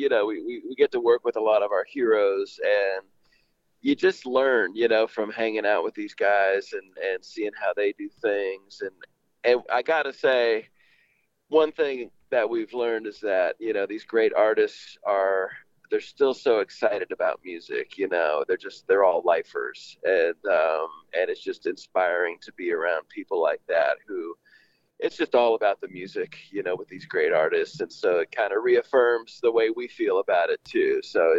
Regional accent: Millbrae, California, United States; I grew up in the Bay Area

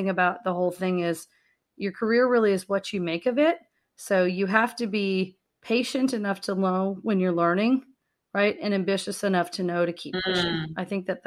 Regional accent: Tampa, Florida, United States; also born or lived in Michigan; I grew up in the Tampa Bay area

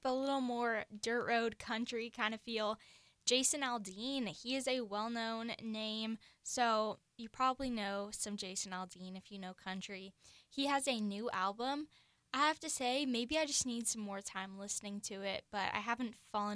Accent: Virginia, United States; now in Seattle, United States; I grew up in Virginia

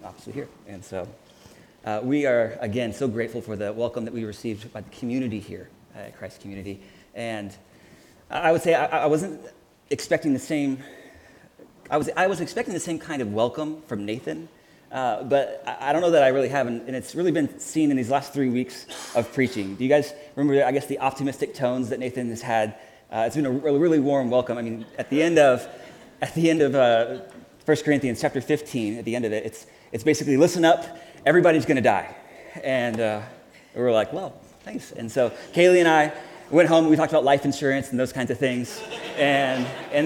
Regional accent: Houston, Texas, United States; also born or lived in Chicago; now in Kansas City, United States; I'm from Houston, Texas, which looks nothing like that.

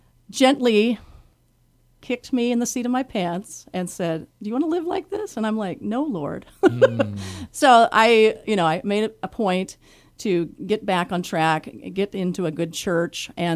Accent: Oregon, United States; Well, I grew up in North Central Oregon on a wheat and cattle ranch, pretty much in the middle of nowhere.

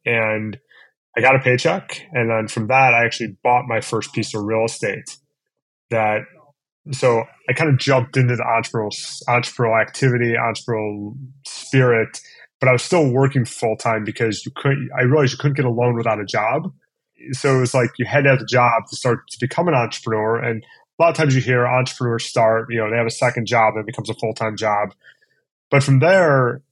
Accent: Cleveland, Ohio, United States; also born or lived in East Coast; I grew up in Cleveland. I went to school on the East Coast. I ultimately came back.

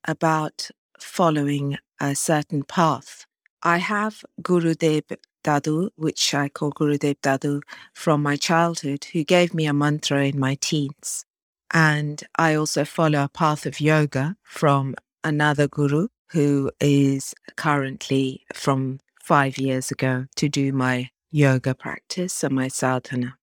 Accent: Norfolk, East of England, United Kingdom; I'm from Norfolk in England

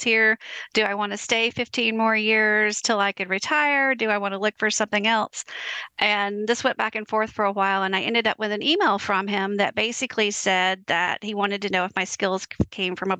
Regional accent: South Alabama, United States; here we are from South Alabama.

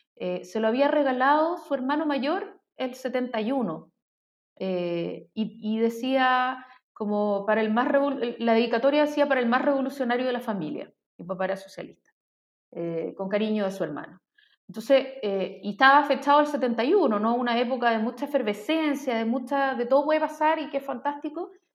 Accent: Chile; lo que somos como identidad chilena

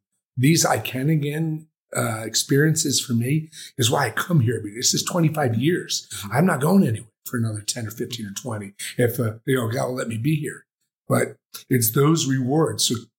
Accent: Philadelphia, Pennsylvania, United States; we've come from towns like I come from Philly.

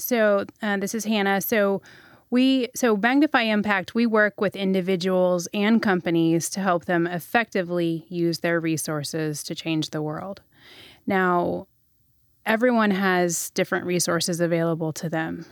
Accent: Texas, United States; also born or lived in Middle East; I grew up in Texas primarily

